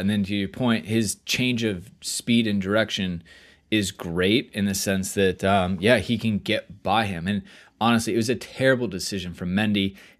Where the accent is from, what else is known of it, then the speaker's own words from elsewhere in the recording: United States; we're American.